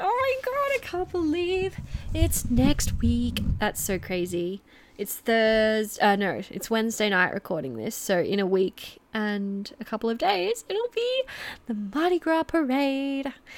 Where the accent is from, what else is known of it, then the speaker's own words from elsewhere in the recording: Geelong, Victoria, Australia; I'm from Melbourne. Well, I'm from Geelong, very, very close to Melbourne